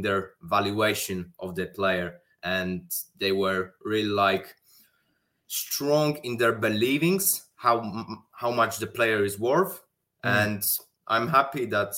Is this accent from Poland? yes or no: yes; Poland; I am from Poland